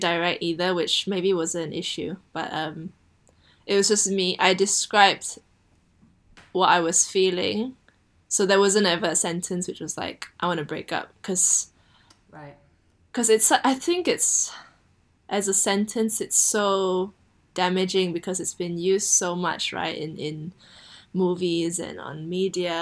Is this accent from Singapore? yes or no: yes; Singapore; moved away as an adult; now in United Kingdom; I was born in Singapore and raised in Singapore